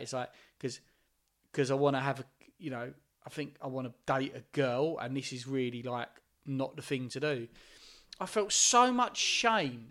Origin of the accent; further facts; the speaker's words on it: Essex, East of England, United Kingdom; growing up in Essex, mo, m, most of the people I was hanging out with was white.